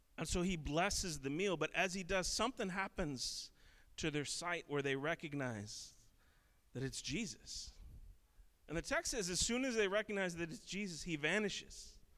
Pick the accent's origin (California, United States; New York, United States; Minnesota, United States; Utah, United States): Minnesota, United States; Minneapolis; I grew up in in Minneapolis